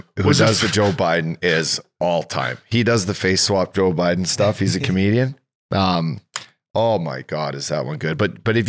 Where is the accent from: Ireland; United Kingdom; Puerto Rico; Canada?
Ireland; I'm Irish.